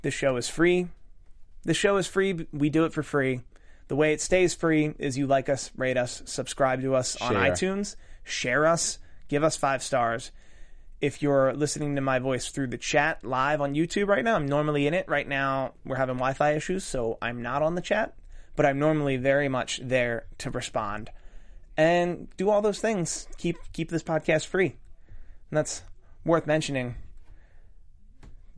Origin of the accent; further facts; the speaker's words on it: Philadelphia, Pennsylvania, United States; moved away as an adult; now in California, United States; I'm from Philadelphia, the first 3 years I moved out here, I would still come home for Christmas